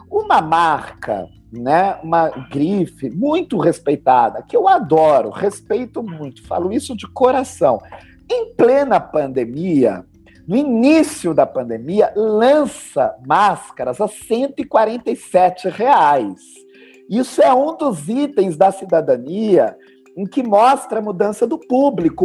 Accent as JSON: {"language": "Portuguese", "country": "Brazil", "said": "nós brasileiros"}